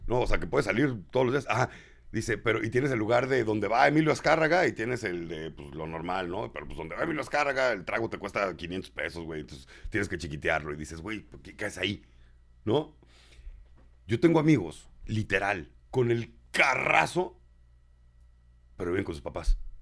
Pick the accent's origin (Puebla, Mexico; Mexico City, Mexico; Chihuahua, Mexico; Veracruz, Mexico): Mexico City, Mexico; Yo soy chilango y bien orgulloso de serlo